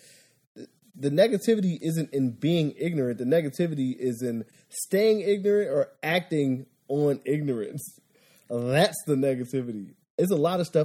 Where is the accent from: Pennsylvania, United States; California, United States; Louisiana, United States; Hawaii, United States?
Pennsylvania, United States; Philadelphia; moved away; I'm from Philadelphia